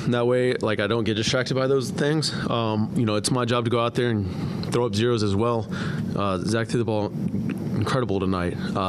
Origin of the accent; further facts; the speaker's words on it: Houston, Texas, United States; I'm from the Houston area, and I grew up an Astros fan.